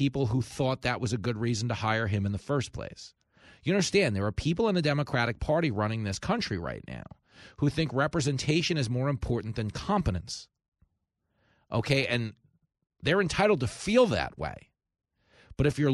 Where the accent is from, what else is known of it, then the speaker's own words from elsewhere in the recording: New York, United States; my Uncle Sonny, you know, growing up in New York with me